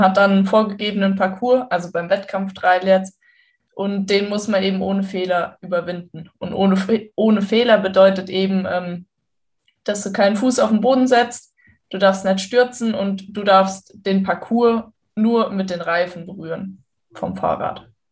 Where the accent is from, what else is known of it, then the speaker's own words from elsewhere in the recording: western Germany, Germany; da, wo ich aufgewachsen bin